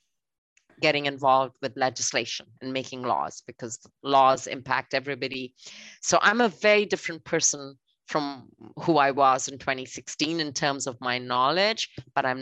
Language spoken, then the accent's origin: English; Canada; I always am very, very proud of being a Canadian